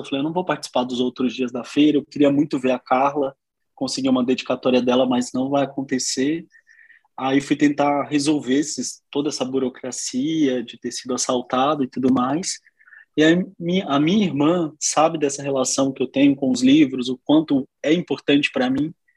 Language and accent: Portuguese; interior of Minas Gerais, Brazil; Sou do interior de Minas, uma cidade de 15 mil habitantes